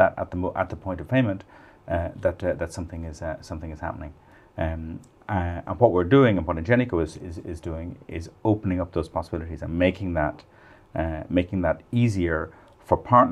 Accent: Ireland; also born or lived in London; now in Paris, France; I'm Irish.

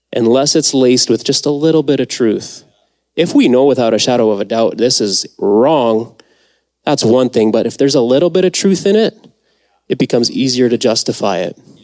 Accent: Mexico; moved away; I was born in Mexico

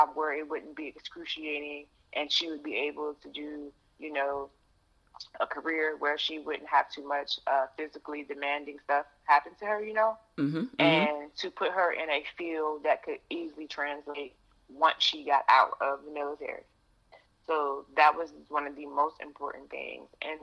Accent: Chesapeake, Virginia, United States; moved away; I grew up in Hampton Roads, Virginia

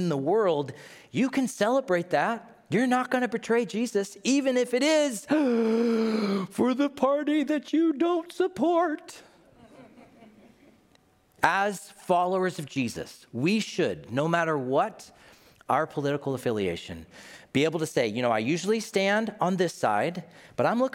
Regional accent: Tennessee, United States; my home state of Tennessee

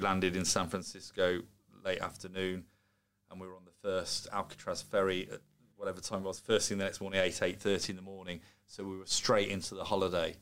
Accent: Solihull, West Midlands, United Kingdom; born in Solihull, whilst I'm half Scottish, I'm very English in terms of uh, I was born and brought up in England

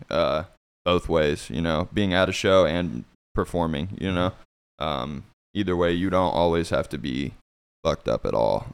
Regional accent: Fort Scott, Kansas, United States; moved away as an adult; also born or lived in Olathe, Kansas; now in Kansas City, United States; I'm from, uh, a small town called Fort Scott. Um, it's in Kansas.

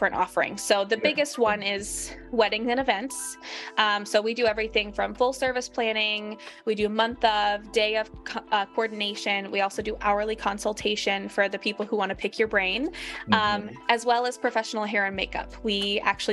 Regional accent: Minnesota, United States; I grew up in Minnesota

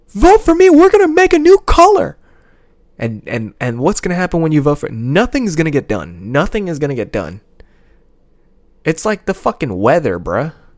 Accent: United States; I'm American

